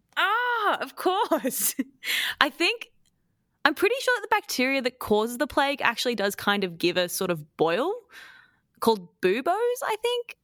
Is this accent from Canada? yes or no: no; Queensland, Australia; I'm from Queensland